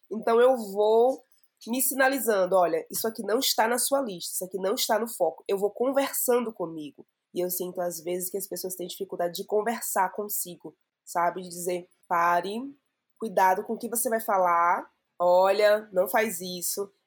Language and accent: Portuguese; Salvador, Bahia, Brazil; now in São Paulo, Brazil; sou de Salvador, moro aqui em São Paulo há um pouco mais de um ano